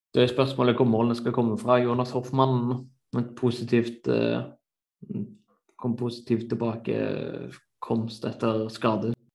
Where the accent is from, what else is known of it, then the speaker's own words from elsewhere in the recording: Norway; moved away as an adult; now in Germany; Jeg var hjemme i Norge nå over jul og nyttår